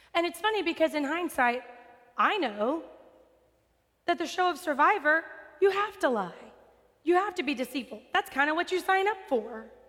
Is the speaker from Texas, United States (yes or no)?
yes; West Texas, United States; I'm from West Texas. I know desert.